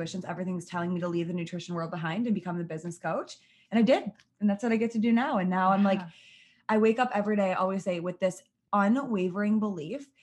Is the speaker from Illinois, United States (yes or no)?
no; Michigan, United States; I was born and raised in Michigan